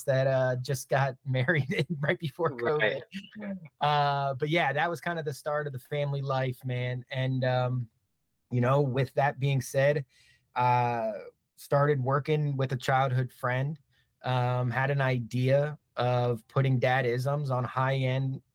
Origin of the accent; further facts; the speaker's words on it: Maryland, United States; moved away as an adult; also born or lived in Philadelphia, United States / Brooklyn, New York, United States; now in Dallas, United States; born and raised in Maryland, went to school in Philly, lived in Brooklyn for about 5 years